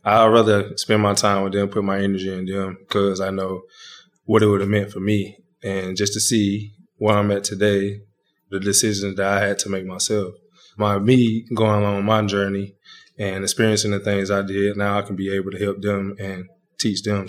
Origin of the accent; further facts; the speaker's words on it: Dry Branch, Georgia, United States; moved away as an adult; also born or lived in Michigan; in my hometown at my grandparents' house